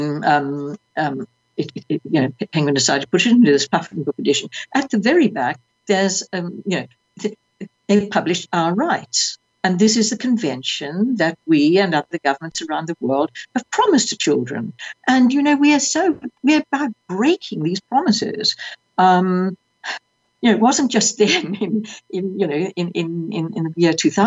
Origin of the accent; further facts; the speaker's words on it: South Africa; moved away as an adult; I was 21. I was seeking refuge from South Africa.